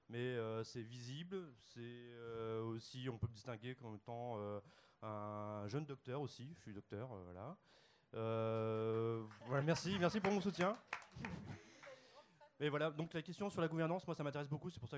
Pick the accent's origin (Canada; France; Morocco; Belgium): France; Picardy, Hauts-de-France; je suis né en Picardie.